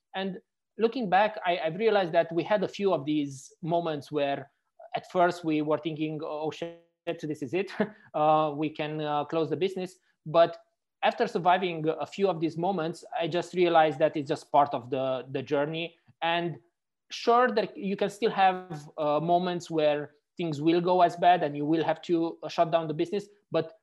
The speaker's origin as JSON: {"language": "English", "country": "Romania", "moved": "yes", "lives_now": "Frankfurt, Germany", "said": "I'm actually originally from Romania"}